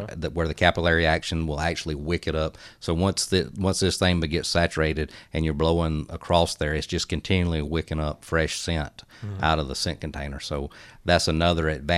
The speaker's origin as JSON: {"language": "English", "region": "South Georgia", "country": "United States", "tie": "born or raised there", "said": "I grew up in South Georgia"}